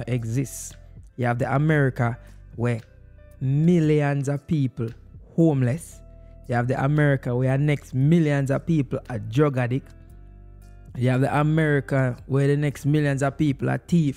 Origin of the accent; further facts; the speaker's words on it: Jamaica; now in United States; As a Jamaican